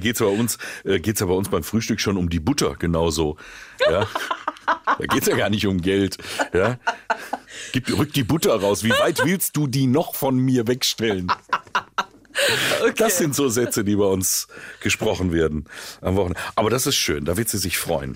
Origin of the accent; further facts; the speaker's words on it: Willingen, Hesse, Germany; ich komme aus Willingen